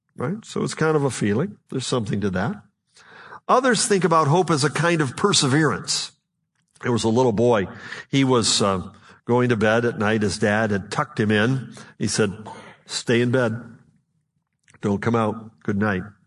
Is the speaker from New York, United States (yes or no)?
yes; Buffalo, New York, United States; I'm from Western New York, near Buffalo